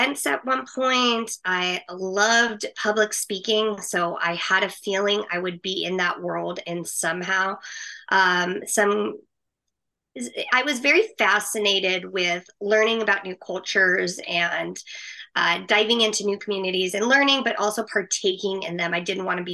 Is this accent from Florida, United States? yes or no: no; Lakewood, California, United States; also born or lived in Long Beach; I grew up in Lakewood.